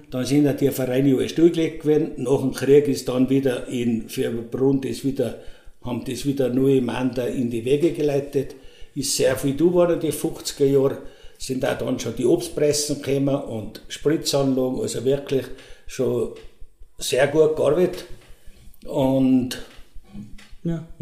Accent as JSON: {"language": "German", "town": "St. Ulrich", "region": "Tyrol", "country": "Austria", "tie": "born or raised there", "said": "Und ich bin der Wirt der …, geboren in St. Ulrich. Früher haben sie uns gesagt, die …, weil ich beim Drogerhäusl aufgewachsen bin."}